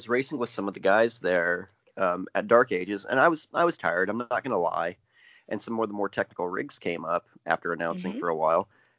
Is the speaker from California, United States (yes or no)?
no; Indiana, United States; from Indiana. We're backwards, okay? Illinois was always like Indiana's Canada for me growing up.